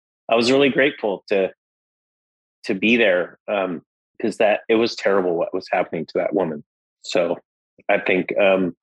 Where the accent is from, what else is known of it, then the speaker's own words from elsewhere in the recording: Las Vegas, Nevada, United States; I grew up in Las Vegas, Nevada